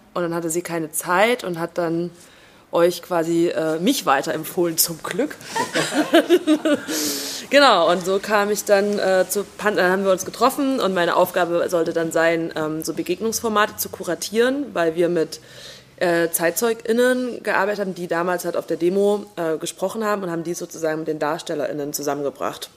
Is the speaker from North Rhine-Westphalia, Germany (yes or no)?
no; Jena, Thuringia, Germany; moved away as an adult; also born or lived in West Germany / Italy; ich bin in Jena geboren, 1987, habe dann im Westen studiert, weil es scheiße war in Thüringen in den Nullerjahren